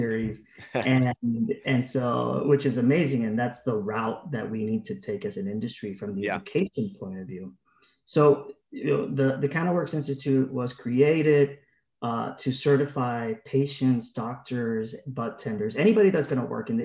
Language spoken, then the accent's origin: English; Puerto Rico; moved away as an adult; I was born and raised in Puerto Rico